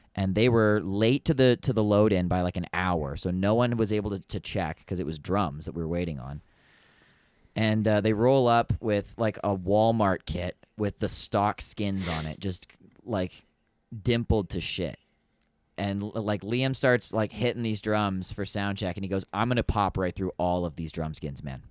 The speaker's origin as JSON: {"language": "English", "town": "London", "region": "Ontario", "country": "Canada", "said": "I'm like, London"}